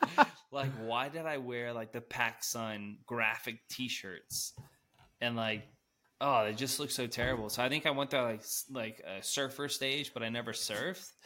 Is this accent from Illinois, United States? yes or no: no; Denver, Colorado, United States; I'm from Denver, so gotta rep the city.